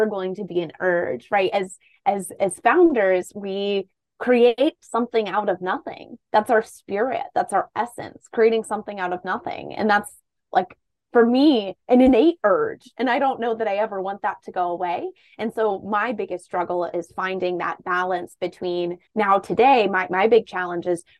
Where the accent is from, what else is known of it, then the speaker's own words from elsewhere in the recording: Toledo, Ohio, United States; moved away as an adult; also born or lived in Columbus, Ohio; I am from Toledo, Ohio